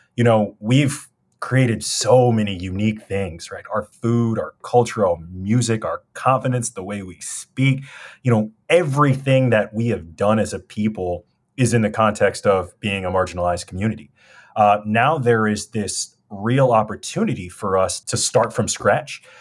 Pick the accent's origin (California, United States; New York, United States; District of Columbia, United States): California, United States; Los Angeles; I'm a kid from South Central L A. We grew up with nothing